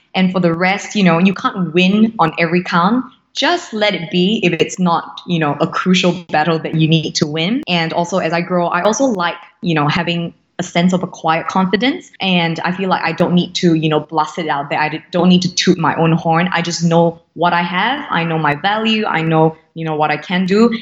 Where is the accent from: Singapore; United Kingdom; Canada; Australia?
Singapore; Born and raised in Singapore, true blue Singaporean.